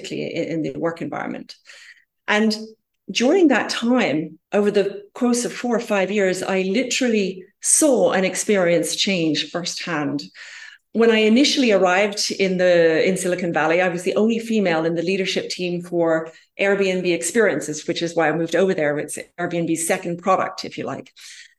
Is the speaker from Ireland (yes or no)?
yes; Ireland; I'm originally from Ireland myself